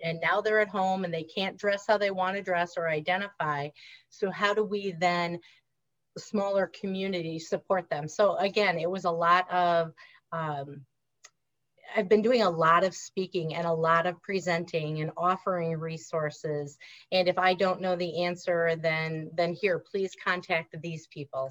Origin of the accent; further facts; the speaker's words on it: Reedsburg, Wisconsin, United States; accent: nasally; also born or lived in Washington, D.C. area; i grew up in reedsburg wisconsin which is an hour north of madison if you know anything about wisconsin so kind of south central